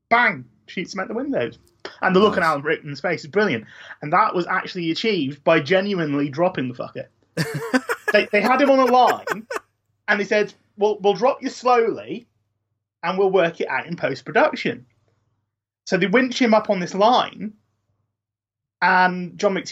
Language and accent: English; Shrewsbury, West Midlands, United Kingdom; my hometown